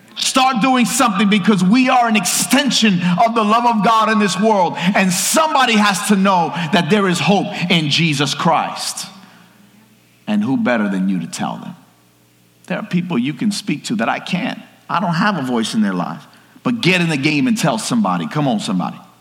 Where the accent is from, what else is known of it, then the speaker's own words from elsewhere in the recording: New York City, New York, United States; I grew up in New York City